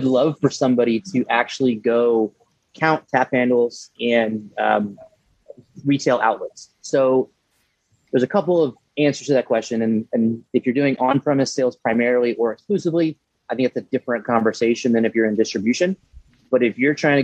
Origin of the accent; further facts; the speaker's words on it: New Braunfels, Texas, United States; staying in my hometown didn't make sense